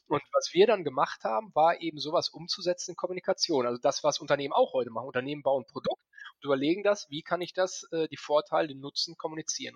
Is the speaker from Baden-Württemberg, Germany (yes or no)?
no; Paderborn, North Rhine-Westphalia, Germany; Ich bin gebürtiger Ostwestfale. Das ist Paderborn